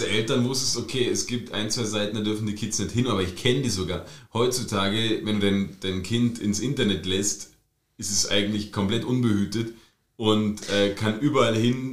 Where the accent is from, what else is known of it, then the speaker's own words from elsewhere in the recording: Germany; now in Austria; Born and raised in DDR.